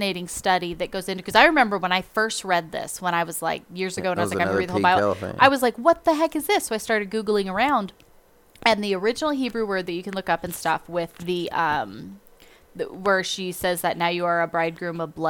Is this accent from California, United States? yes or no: yes; California, United States; we're from California